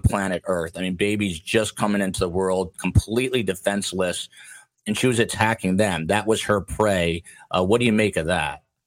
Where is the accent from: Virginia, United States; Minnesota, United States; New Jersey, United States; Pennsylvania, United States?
New Jersey, United States; I'm a Jersey guy